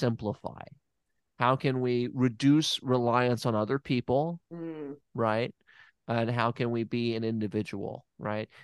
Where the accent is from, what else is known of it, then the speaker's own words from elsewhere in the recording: Tennessee, United States; when I was young, growing up in Tennessee